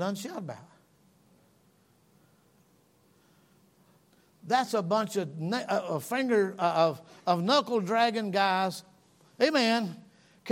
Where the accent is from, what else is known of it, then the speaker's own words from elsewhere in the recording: North Georgia, United States; I'm from North Georgia